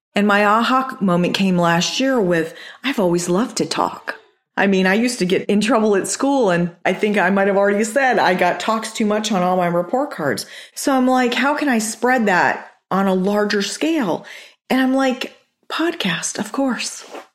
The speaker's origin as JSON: {"language": "English", "town": "Chandler", "region": "Arizona", "country": "United States", "tie": "born or raised there", "also_born_or_lived": "Amarillo, Texas / Japan", "said": "I grew up in Chandler."}